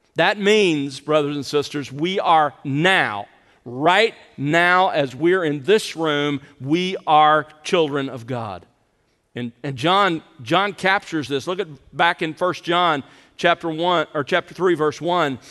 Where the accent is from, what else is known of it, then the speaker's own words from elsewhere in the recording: the South, United States; growing up in the South, uh, we grew up calling our father Daddy